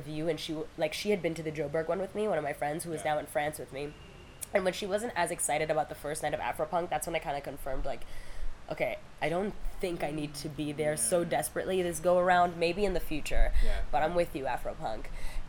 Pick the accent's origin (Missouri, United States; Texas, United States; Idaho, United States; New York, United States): New York, United States; moved away as an adult; now in Kenya; So New York is my hometown. New York is where I'm from.